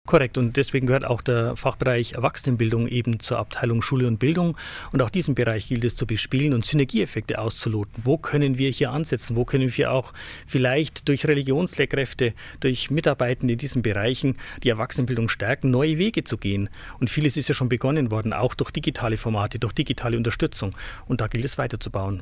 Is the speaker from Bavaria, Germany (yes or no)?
yes; Hilpoltstein, Bavaria, Germany; now in Ingolstadt, Germany; Ich stamme aus der Diözese Eichstätt, aus Hilpolstein genauer gesagt wurde da groß